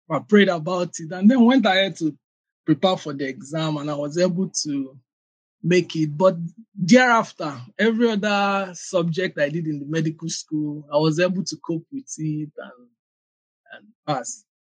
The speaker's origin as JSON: {"language": "English", "region": "Abia", "country": "Nigeria", "tie": "born there", "said": "Okay, yeah, I was born in Abia State."}